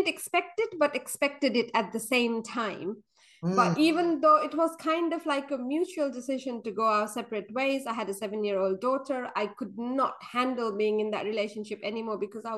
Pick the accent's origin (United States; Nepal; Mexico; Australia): Nepal; Kathmandu, Bagmati; moved away as an adult; now in London, United Kingdom; I was born and brought up in Nepal. So I moved to UK when I was 18, and then I stayed here after that.